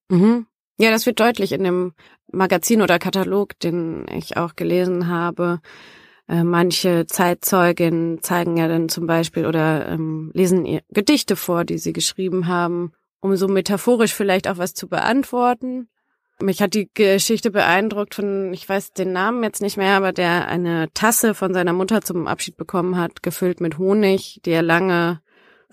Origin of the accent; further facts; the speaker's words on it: Germany; in Yad Vashem war ich als Deutsche